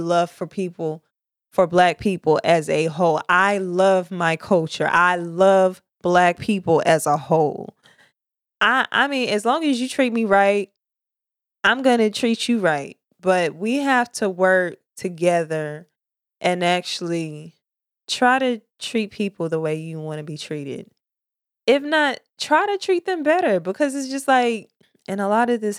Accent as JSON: {"language": "English", "town": "Murfreesboro", "region": "Tennessee", "country": "United States", "moved": "as an adult", "lives_now": "Charleston, United States", "said": "I'm from Tennessee, Murfreesboro, Tennessee. That's my hood, the borough"}